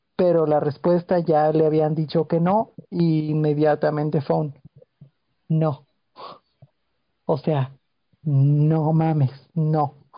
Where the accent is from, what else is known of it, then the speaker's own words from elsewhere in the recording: northern border, Mexico; Crecí en la frontera soy súper americano, eso digo, ya han, de haber notado que tengo de repente acento